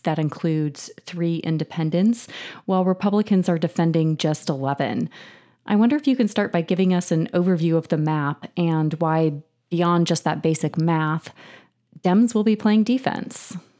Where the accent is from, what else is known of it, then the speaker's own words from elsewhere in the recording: California, United States; my home state of California